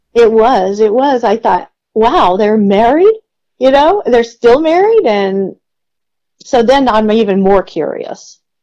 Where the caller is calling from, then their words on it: Austin, Texas, United States; I'm calling from Austin, Texas